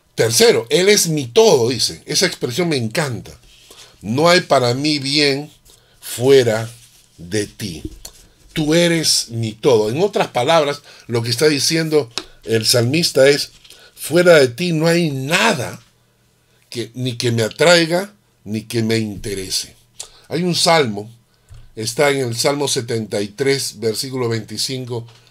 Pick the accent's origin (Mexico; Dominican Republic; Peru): Peru; moved away; nosotros los que venimos del Perú